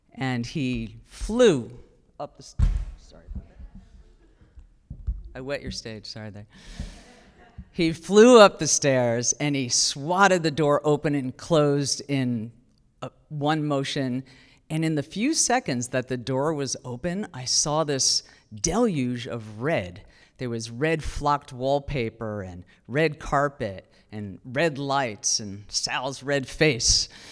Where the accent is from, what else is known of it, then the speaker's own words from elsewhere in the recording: New Jersey, United States; I'm from New Jersey